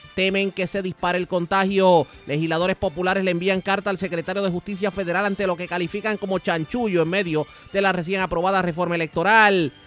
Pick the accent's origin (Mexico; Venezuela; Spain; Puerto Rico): Puerto Rico; como puertorriqueños